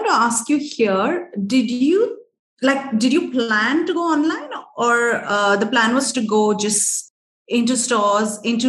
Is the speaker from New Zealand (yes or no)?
no; South India, India; I'm South Indian